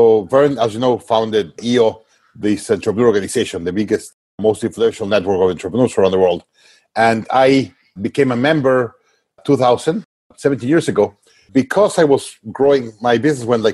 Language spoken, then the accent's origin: English; Mexico; I was based in Mexico, my home country